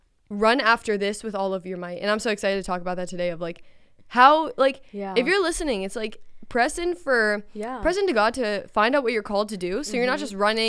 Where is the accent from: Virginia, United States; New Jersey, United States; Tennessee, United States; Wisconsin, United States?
Virginia, United States; Virginia Beach; I'm from Virginia Beach.